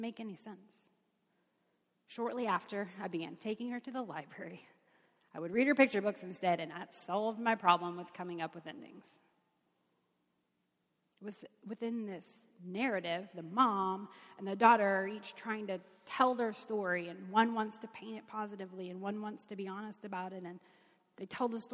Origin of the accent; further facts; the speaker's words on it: Kentucky, United States; I'm from Kentucky.